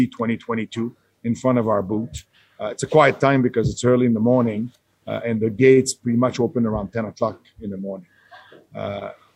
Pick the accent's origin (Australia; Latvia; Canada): Canada; I'm a Canadian person. I work in Canada.